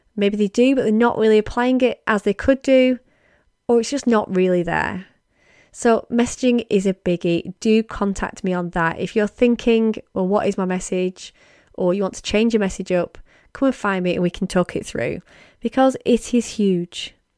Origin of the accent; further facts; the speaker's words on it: United Kingdom; as a Brit